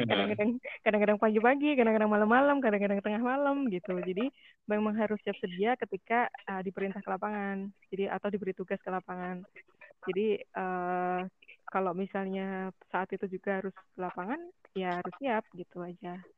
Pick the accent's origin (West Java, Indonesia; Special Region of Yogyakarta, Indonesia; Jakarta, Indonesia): Special Region of Yogyakarta, Indonesia; Bantul; karena aku, saya kan asli Bantul ya jadi ketika dari SD